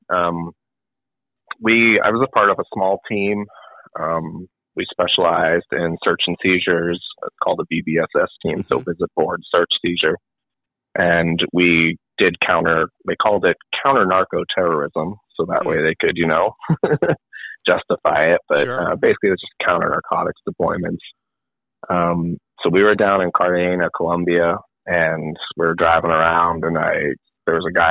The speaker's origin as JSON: {"language": "English", "region": "New England", "country": "United States", "said": "I'm from New England"}